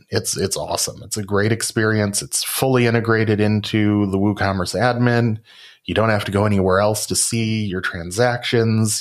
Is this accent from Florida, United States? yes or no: no; Rockford, Illinois, United States; my hometown of Rockford, Illinois